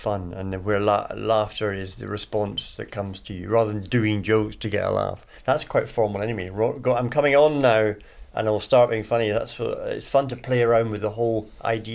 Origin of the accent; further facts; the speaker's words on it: Edinburgh, Scotland, United Kingdom; it's my hometown, Edinburgh